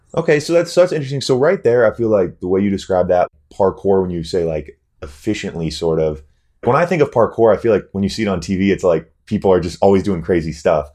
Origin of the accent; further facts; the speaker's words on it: North Dakota, United States; as a young male growing up in North Dakota